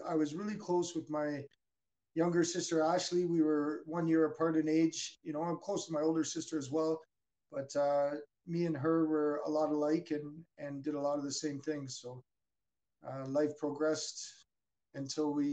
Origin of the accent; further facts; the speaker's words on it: Burnaby, British Columbia, Canada; I was born in Burnaby, British Columbia